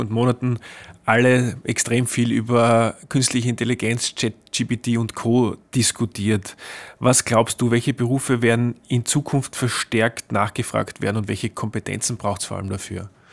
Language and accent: German; Austria; bei uns in Österreich